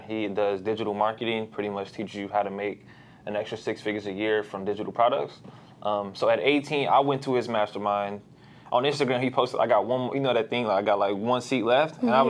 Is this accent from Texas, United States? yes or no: no; St. Louis, Missouri, United States; I'm from St. Louis. I grew up just all around St. Louis. Like, I'm not from, like, a certain part.